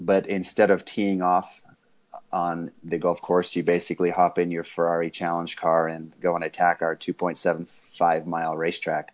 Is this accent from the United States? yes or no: no; South Africa; I was born in South Africa and grew up in a racing family there while my dad was racing